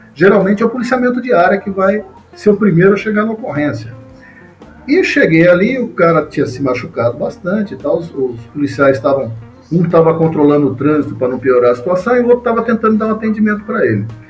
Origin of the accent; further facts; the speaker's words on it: Mogi das Cruzes, São Paulo, Brazil; eu sou de Mogi das Cruzes, estou morando em Mogi das Cruzes